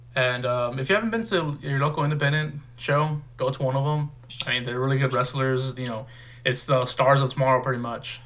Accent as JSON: {"language": "English", "region": "Texas", "country": "United States", "said": "we're, we're from Texas, both of us"}